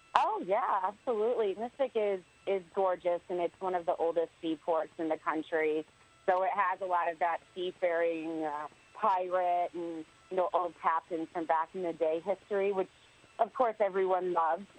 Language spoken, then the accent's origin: English; Connecticut, United States; I grew up in Connecticut